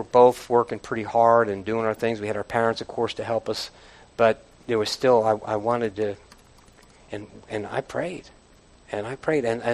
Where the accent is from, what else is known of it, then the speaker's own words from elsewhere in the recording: United States; I'm an American